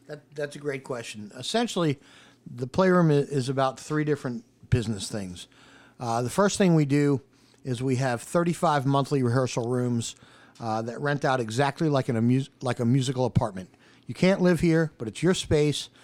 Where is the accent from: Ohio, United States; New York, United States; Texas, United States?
New York, United States; also born or lived in Oceanside, New York; now in Charlotte, United States; I grew up in New York, uh, right on the edge of Manhattan, on the edge of Queens. Uh, and I, um, I'm still a total New Yorker, even though Charlotte is very, very much home for me.